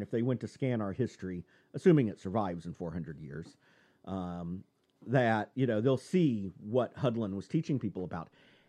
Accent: Texas, United States; I'm from Texas, goddammit. That's what we do. And the family is from Texas.

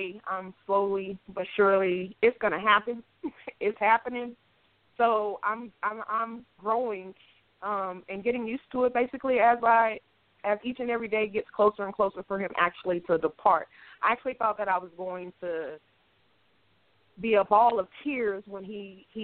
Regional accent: Killeen, Texas, United States; now in Columbia, United States; I am originally from Killeen, Texas, a small town. Well, it's not that small now, but I actually, I'm from there, born and raised, but I reside in Columbia, South Carolina currently

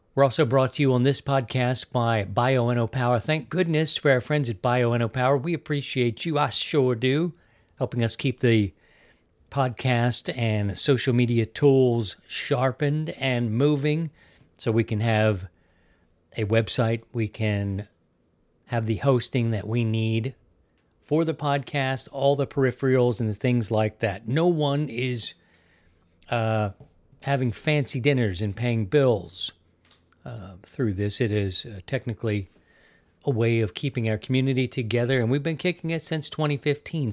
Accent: Baltimore, Maryland, United States; also born or lived in Missouri; now in Florida, United States; I'm from Maryland, Baltimore specifically

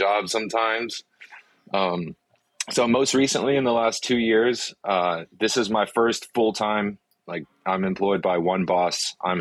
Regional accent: Wilmington, North Carolina, United States; first language Afrikaans; English is a second language; also born or lived in South Africa; I'm from Wilmington. I graduated high school in Wilmington

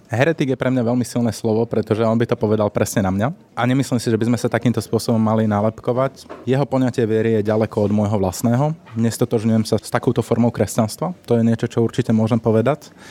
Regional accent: Slovakia; Ja osobne som vyrastal v Trnavskej arcidieceze v rímskokatolíckej cirkvi

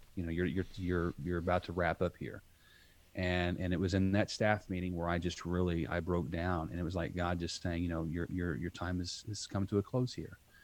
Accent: southern Indiana, United States; I grew up in southern Indiana, uh, country boy

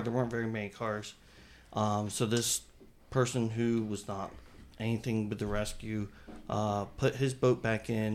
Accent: New Jersey, United States; I grew up in New Jersey

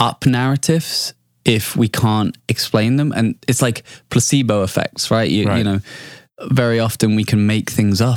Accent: United Kingdom; I'm British

